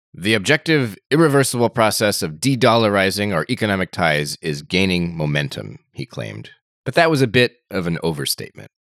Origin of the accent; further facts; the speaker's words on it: United States; I'm American